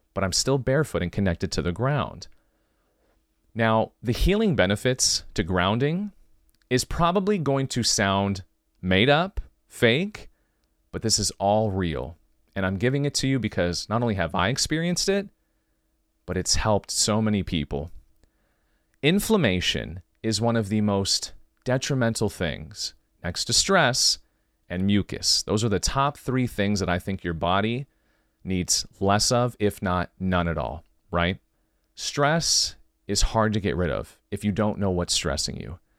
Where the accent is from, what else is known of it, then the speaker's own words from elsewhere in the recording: California, United States; I'm from California, born and raised